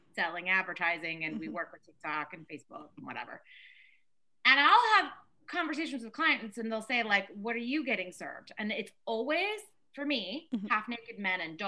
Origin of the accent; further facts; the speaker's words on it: Maryland, United States; moved away as an adult; also born or lived in New York; I'm from Maryland, so like this like small town.